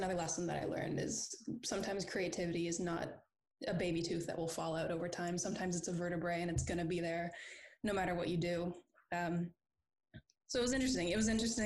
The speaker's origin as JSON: {"language": "English", "town": "Charlottetown", "region": "Prince Edward Island", "country": "Canada", "tie": "born or raised there", "also_born_or_lived": "Alberta / Ontario", "moved": "as an adult", "lives_now": "United Kingdom", "said": "I was born out in Alberta, but I actually grew up in Charlottetown, Prince Edward Island, where I did my first degree in philosophy."}